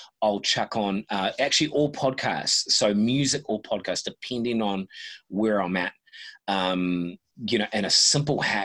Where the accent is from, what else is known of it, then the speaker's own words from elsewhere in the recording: New Zealand; I was born in New Zealand